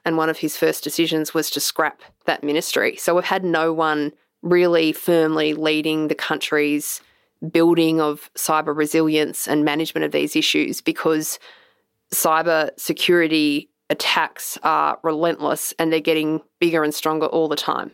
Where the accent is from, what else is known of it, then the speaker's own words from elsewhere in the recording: Australia; as an Australian